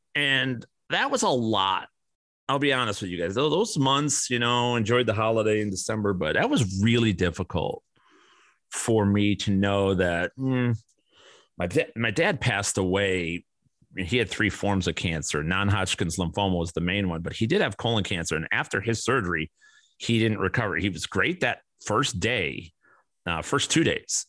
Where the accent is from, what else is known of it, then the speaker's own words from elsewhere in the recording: Chicago, Illinois, United States; growing up in Chicago and my father and mo-, mother, both who've passed away